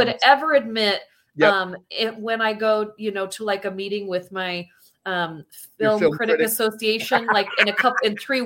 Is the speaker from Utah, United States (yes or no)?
yes; Utah, United States; from Utah